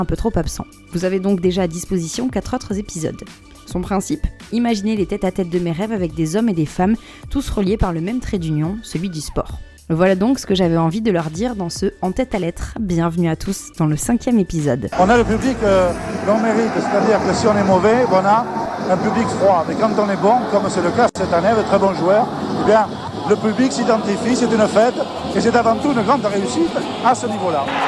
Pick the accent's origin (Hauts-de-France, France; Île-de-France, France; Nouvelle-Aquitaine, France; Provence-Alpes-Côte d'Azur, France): Nouvelle-Aquitaine, France; Bordeaux; now in Paris, France; chez moi à Bordeaux